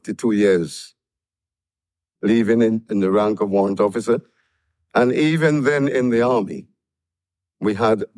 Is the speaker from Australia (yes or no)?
no; St. Vincent & Grenadines; now in United Kingdom; When I left my island, St. Vincent and the Grenadines, we were British. I came here as a British subject